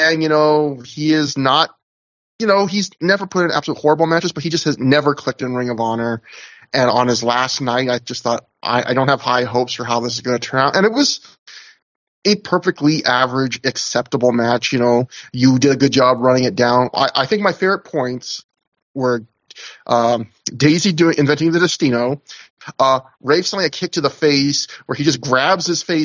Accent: Canada; as a Canadian

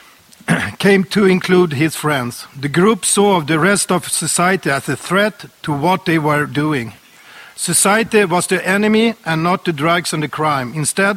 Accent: Sweden; I was born and raised in Sweden

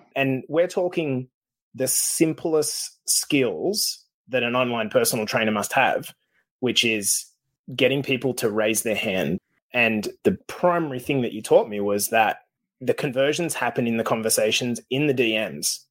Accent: Australia; moved away as an adult; now in Canada; Australia, even though I'm in Canada, because that's where I came from

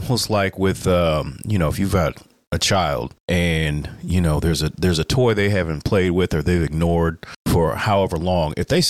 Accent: Indiana, United States; we're from Indiana.

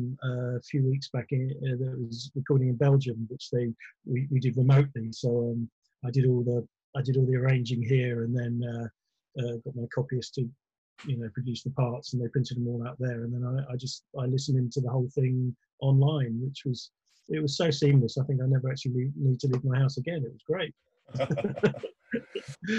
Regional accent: Croydon, London, United Kingdom; I was brought up in Croydon

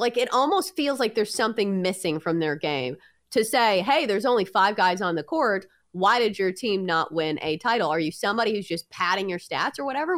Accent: United States; I'm American

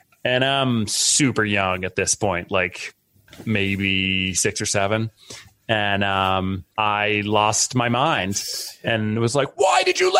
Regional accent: a little town outside of Boston, Massachusetts, United States; I grew up in a little town outside of Boston, Massachusetts

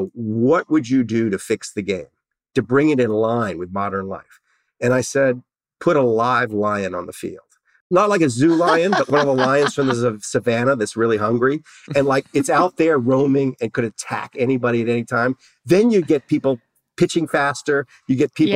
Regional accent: New Orleans, Louisiana, United States; I'm from New Orleans

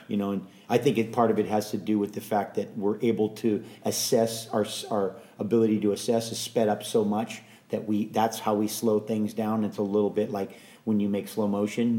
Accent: Hawaii, United States; born or raised there; also born or lived in San Francisco, California

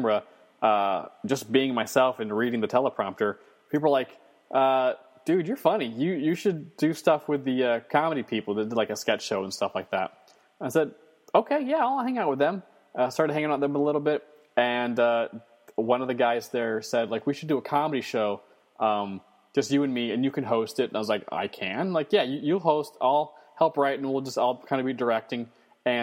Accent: Northern Virginia, United States; now in New York City, United States; I'm from Northern Virginia, which is a northern outpost in a southern state

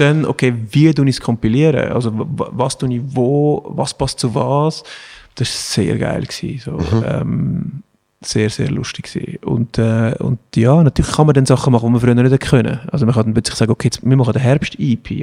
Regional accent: Switzerland; das ist halt die Schweizer Mentalität. Wir sind ja auch ein Polyglot

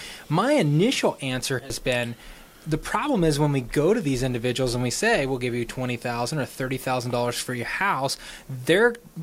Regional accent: Austin, Texas, United States; now in Oklahoma City, United States; I'm actually from Austin, and it was a beautiful city growing up

